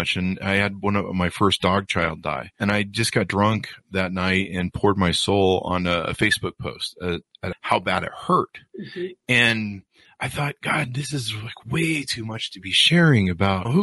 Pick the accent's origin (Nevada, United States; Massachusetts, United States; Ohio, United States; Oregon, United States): Nevada, United States; Las Vegas